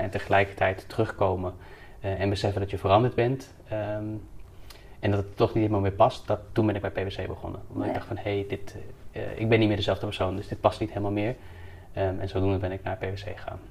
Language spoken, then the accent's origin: Dutch; Houten, Utrecht, Netherlands; now in Amsterdam, Netherlands; Ik ben geboren in eh, Houten, in de dus, gemeente Utrecht